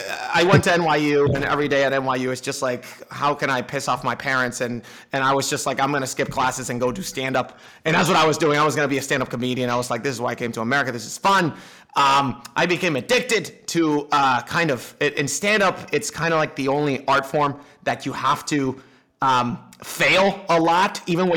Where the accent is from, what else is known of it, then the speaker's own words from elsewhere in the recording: Dominican Republic; I'm from the Dominican Republic. People can't see me, but I don't sound Dominican either.